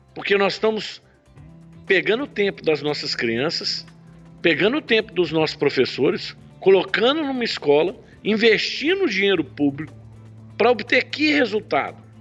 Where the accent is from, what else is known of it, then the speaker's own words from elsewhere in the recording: Belo Horizonte, Minas Gerais, Brazil; also born or lived in Australia; now in Nova Lima, Brazil; Eu sou de Belo Horizonte, a nossa indústria no Barreiro. Atualmente eu moro em Nova Lima, mas nasci aqui em Belo Horizonte